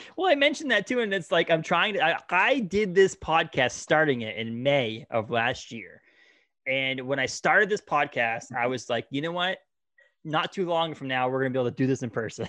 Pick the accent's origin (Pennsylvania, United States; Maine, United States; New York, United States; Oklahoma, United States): Maine, United States; we're from Maine.